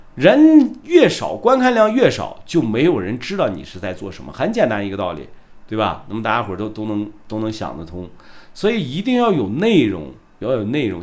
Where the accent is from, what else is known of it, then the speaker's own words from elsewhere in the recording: Shandong, China; 我是山东人啊，我是山东人